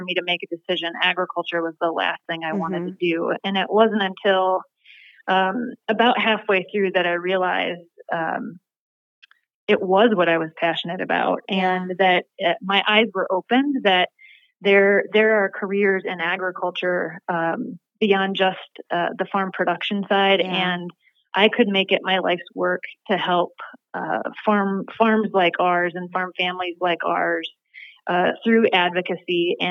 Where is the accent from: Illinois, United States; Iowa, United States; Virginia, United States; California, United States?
Iowa, United States; Stacyville; moved away; I grew up on the Minnesota-Iowa state line on a dead-end gravel road outside of a really small town. Mm-hmm. Called Stacyville, Iowa